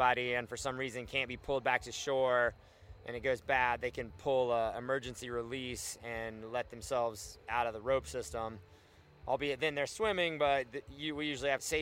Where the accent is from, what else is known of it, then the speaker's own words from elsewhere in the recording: Alabama, United States; also born or lived in Brevard, North Carolina; now in Glenwood Springs, United States; I grew up in Alabama